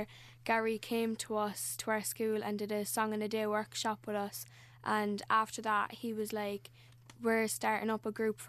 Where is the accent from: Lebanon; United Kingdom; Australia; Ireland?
Ireland; Cork, Munster; I'm 14 and I'm from Cork